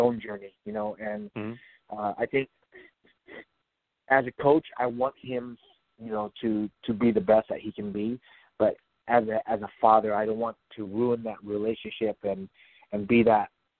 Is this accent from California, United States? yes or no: yes; San Jose, California, United States; also born or lived in Grove; I moved from Grove back to my hometown, San Jose